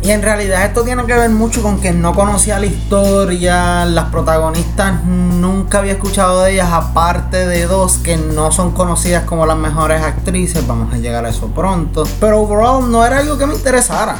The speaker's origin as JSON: {"language": "Spanish", "country": "Puerto Rico"}